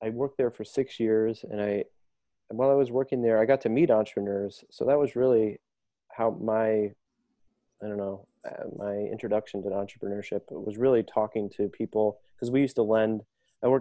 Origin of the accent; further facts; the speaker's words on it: Dayton, Ohio, United States; now in Chicago, United States; I grew up in Dayton, Ohio. And I moved to Chicago almost 17 years now